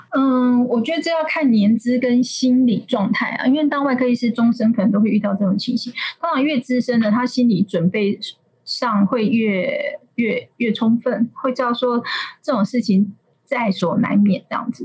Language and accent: Chinese; Kaohsiung, Taiwan; 我高雄人嘛